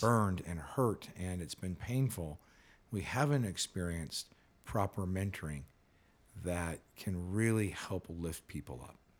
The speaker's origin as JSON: {"language": "English", "region": "California", "country": "United States", "tie": "born or raised there", "said": "I grew up in California"}